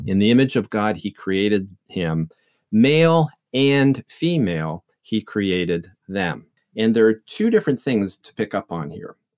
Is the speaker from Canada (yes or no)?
yes; Canada; moved away as an adult; also born or lived in England; now in St. Louis, United States; I grew up in Canada